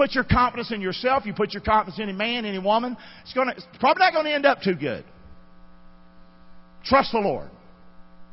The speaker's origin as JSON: {"language": "English", "town": "Rockingham", "region": "North Carolina", "country": "United States", "tie": "born or raised there", "said": "I had nothing growing up in Rockingham"}